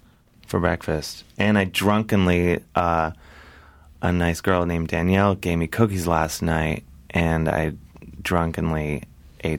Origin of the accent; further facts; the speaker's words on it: Cleveland, Ohio, United States; I come from a large family, and I'm from Cleveland.